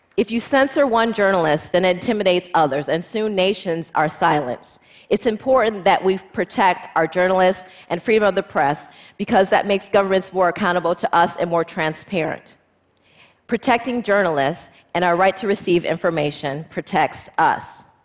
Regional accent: United States; as an American female lawyer

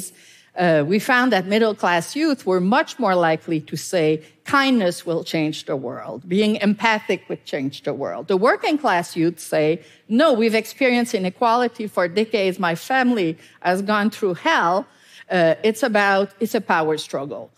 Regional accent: Canada; I'm Canadian

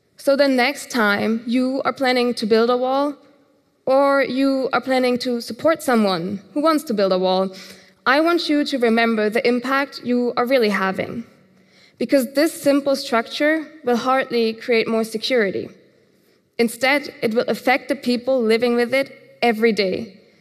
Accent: Germany; Growing up in Germany

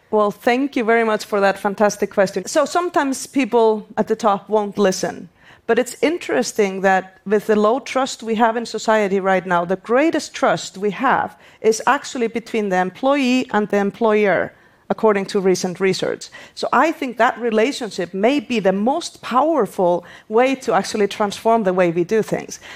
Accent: Iceland; my home country, Iceland

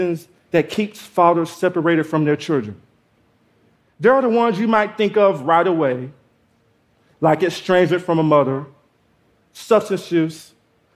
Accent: Georgia, United States; I grew up in Georgia without my father

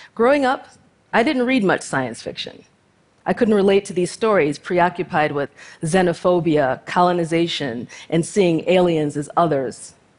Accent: United States; I was born to two Nigerian immigrant parents and raised in the United States

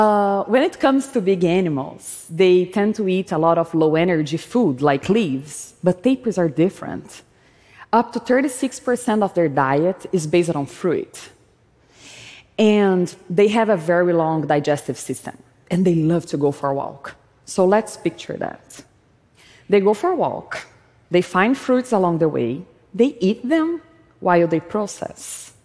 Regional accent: Brazil; was a child, growing up in Brazil, I would play by stepping on cow's poop, barefoot

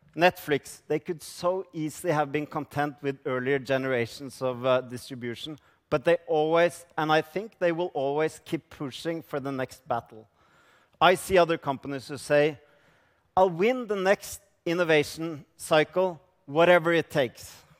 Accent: Norway; I come from Norway

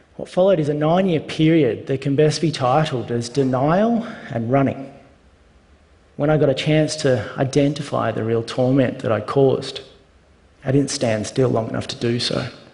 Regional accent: Australia; I'm an Australian

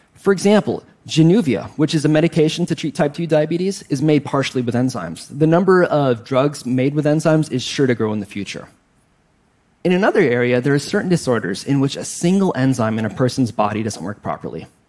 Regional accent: Wisconsin, United States; I grew up in Wisconsin, so of course I like cheese and the Green Bay Packers

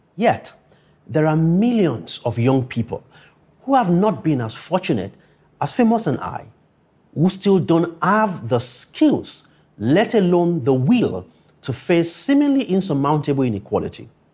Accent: Akure, Ondo, Nigeria; growing up in Akure, a town three hundred fifty kilometers from Lagos

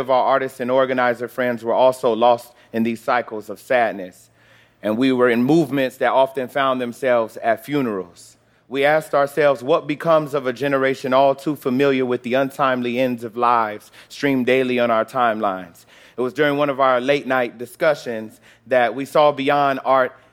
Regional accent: Chicago, Illinois, United States; born there; Well, I was born in Chicago, the son of a preacher and a teacher.

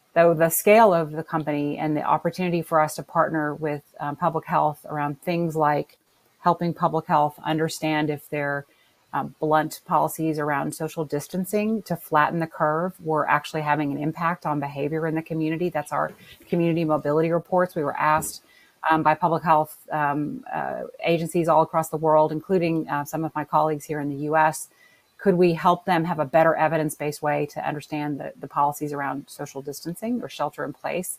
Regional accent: New Orleans, Louisiana, United States; my hometown of New Orleans

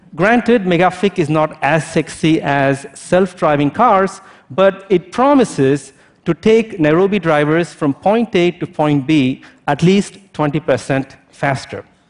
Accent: India; also born or lived in France; now in United States; As an Indian born French national who lives in the United States

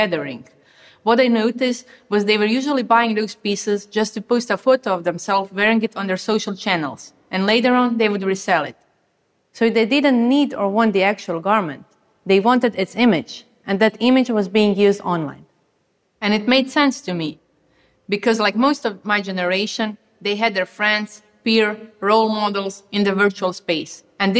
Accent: Croatia; I come from Croatia, a country that is nowhere on the fashion map

